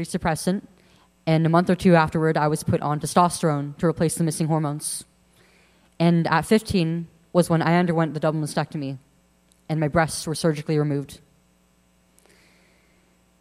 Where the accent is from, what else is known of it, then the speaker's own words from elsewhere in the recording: Central Valley of California, United States; I'm 19 years old now, and I'm from the Central Valley of California